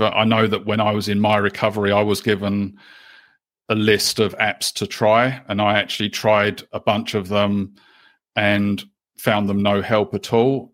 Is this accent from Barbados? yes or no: no; London, United Kingdom; also born or lived in Canterbury, New Zealand; now in New Zealand; I'm originally from the UK. Uh, I was born in London, and we had been living in New Zealand um, at that time for about 11 years or so